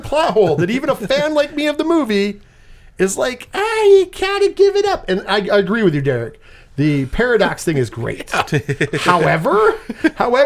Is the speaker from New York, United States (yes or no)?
yes; Binghamton, New York, United States; we're from the Binghamton, New York area.